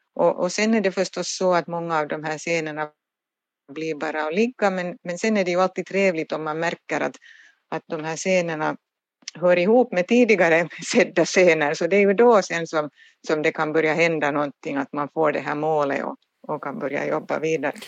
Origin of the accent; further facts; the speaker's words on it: Turku, Southwest Finland, Finland; jag är själv Åbobo och, och har alltid bott här i Åbo